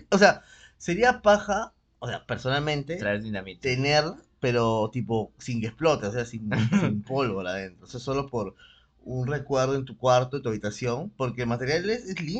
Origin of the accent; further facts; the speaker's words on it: Lima, Peru; Soy de Lima